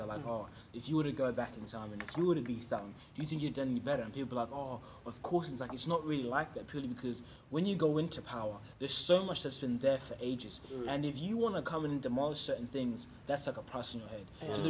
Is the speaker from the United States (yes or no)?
no; New Zealand; also born or lived in Zimbabwe; now in Australia; I left Zimbabwe when I was three. At three. I was raised in New Zealand and then I came.